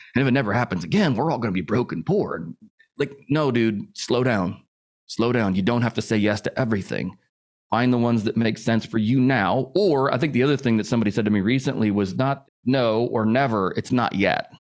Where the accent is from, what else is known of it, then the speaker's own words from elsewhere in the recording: Indianapolis, Indiana, United States; I grew up in the Midwest, Indianapolis, Indiana